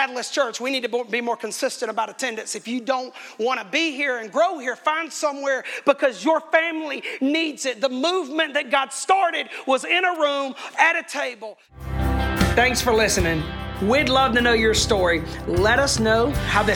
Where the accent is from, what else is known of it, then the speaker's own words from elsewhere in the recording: United States; I am American